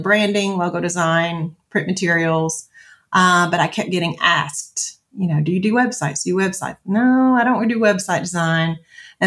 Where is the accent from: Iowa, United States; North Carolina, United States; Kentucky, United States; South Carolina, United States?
Kentucky, United States; Franklin; moved away as an adult; now in Mt. Juliet, United States; my first corporate job in my hometown of Franklin, Kentucky